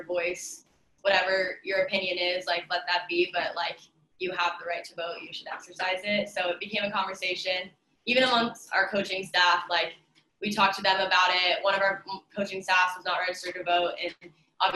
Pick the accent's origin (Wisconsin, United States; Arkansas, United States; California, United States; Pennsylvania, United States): California, United States; moved away; I'm from California, so I'm waiting on my absentee ballot.